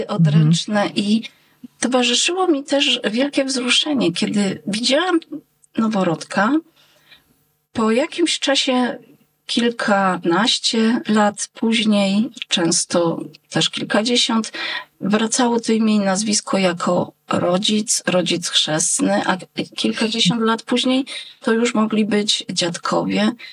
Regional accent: Jadowniki, Lesser Poland, Poland; nasze wzgórze Bocheniec w Jadownikach

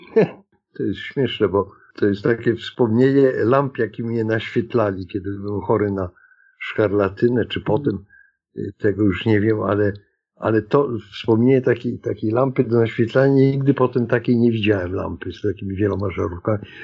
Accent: Warsaw, Masovian Voivodeship, Poland; Urodziłem się w przyzwoitej klinice położniczej w Warszawie.

